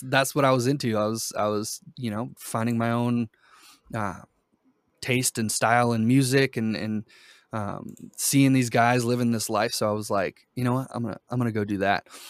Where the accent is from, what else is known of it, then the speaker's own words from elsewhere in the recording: Boston, Massachusetts, United States; also born or lived in Brazil; I, I grew up mostly in Boston. My family is from Brazil.